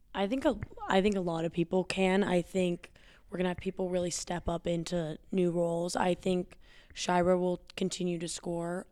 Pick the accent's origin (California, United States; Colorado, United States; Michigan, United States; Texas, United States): Colorado, United States; Evergreen; also born or lived in Boulder, Colorado; I'm from Evergreen